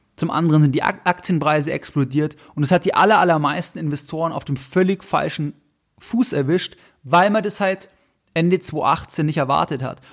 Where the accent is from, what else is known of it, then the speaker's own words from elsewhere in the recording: Germany; Bei uns in Deutschland